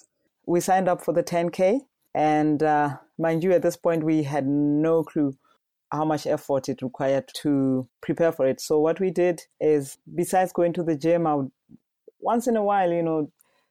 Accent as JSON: {"language": "English", "country": "Botswana", "said": "I am from Botswana. I currently live in Gaborone with my family of four"}